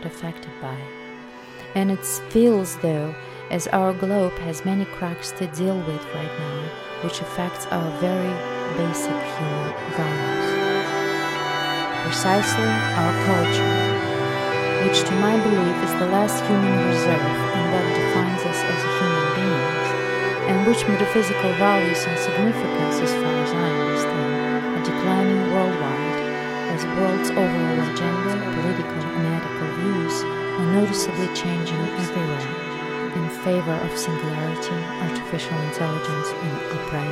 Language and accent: English; Belarus; moved away; my home country, Belarus.